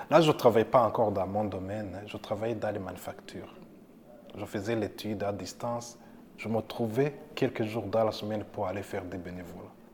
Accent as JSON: {"language": "French", "country": "Burundi", "tie": "born or raised there", "moved": "as an adult", "lives_now": "Canada", "said": "J'ai fait l'école secondaire au Burundi, le primaire et secondaire, et à l'université aussi."}